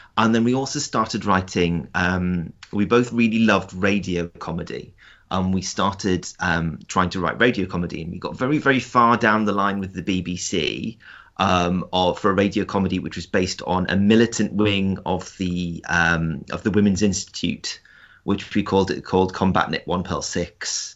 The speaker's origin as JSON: {"language": "English", "town": "South Shields", "region": "North East England", "country": "United Kingdom", "tie": "born or raised there", "said": "I grew up in South Shields, which is a, um, a co, which is a town on the North Sea coast"}